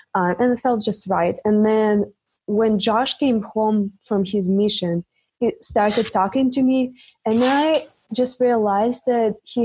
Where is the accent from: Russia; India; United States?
Russia; English is a second language; moved away as an adult; also born or lived in Czech Republic; I'm from Russia, but I went to study to Czech Republic.